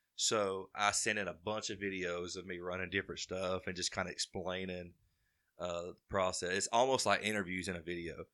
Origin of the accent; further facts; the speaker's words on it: Carbon Hill, Alabama, United States; I'm from Carbondale, Alabama, born and raised